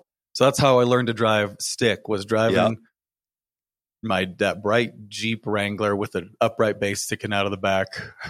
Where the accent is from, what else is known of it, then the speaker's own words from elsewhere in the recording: California, United States; Growing up in Northern California, it never rains, Mike.